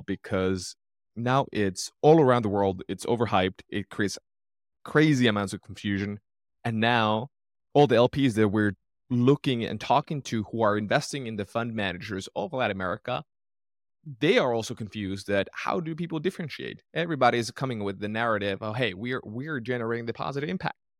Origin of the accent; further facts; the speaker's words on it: Finland; moved away; I'm originally from Finland, Northern Europe